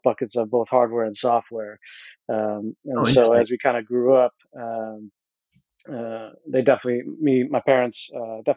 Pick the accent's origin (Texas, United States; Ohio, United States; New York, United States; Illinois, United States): New York, United States; Fairport; I grew up in a small town called Fairport, which was a suburb of Rochester, New York. And so I pretty much was born and raised in the same house there